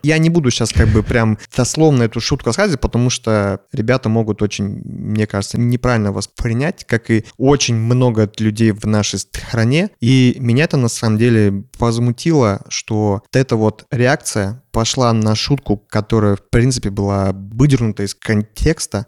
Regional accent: Kazakhstan; я вырос э, в Казахстане

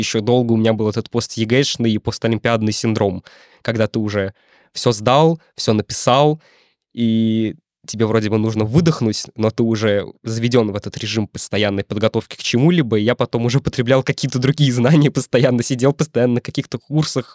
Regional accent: Drezna, Moscow Oblast, Russia; я из очень маленького города, у нас 11 тысяч населения

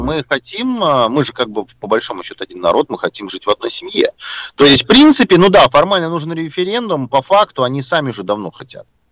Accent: Russia; что мы, там из России приехали, да, все-таки у нас э, свои языковые особенности

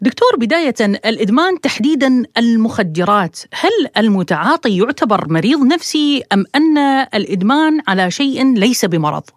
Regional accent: Iraq; accent: Iraqi; بلهجتنا العراقية

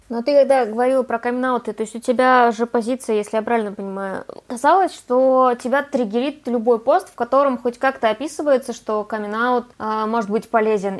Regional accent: Kazan, Tatarstan, Russia; Я из Казани

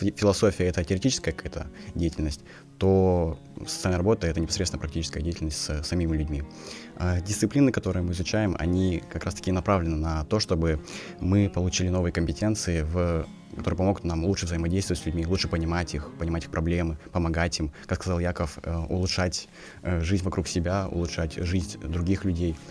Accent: Kazakhstan; moved away as an adult; now in Tomsk, Russia; я сам из Казахстана

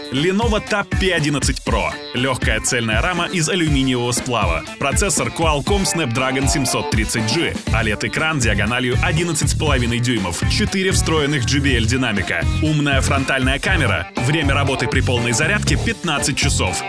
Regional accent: Izhevsk, Udmurtia, Russia; moved away; в моем родном городе, угу. в Ижевске

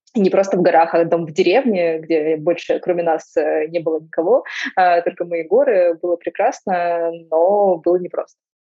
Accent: Donetsk, Donetsk Oblast, Ukraine; moved away as an adult; also born or lived in Zaporizhzhia / Moscow; я выросла и родилась в Донецке, и я жила там до начала Первой войны

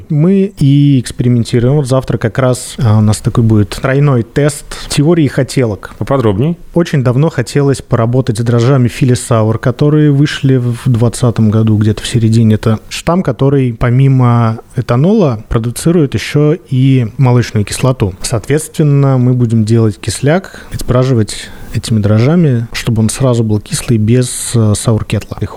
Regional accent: Chuvashia, Russia; now in Saint Petersburg, Russia; Я с Поволжья, из республики Чувашия.

